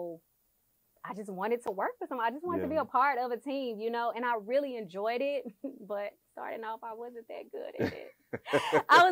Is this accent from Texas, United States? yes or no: yes; Houston, Texas, United States; I'm from Houston, Texas. I went to Hastings in A-Leaf